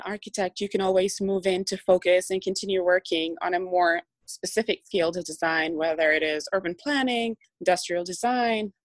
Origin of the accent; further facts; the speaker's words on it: Dubai, United Arab Emirates; English is a second language; now in United States; I was born and raised in Dubai